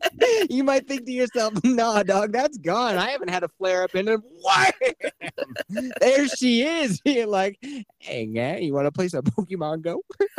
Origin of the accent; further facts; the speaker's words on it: Canada; I'm from Canada.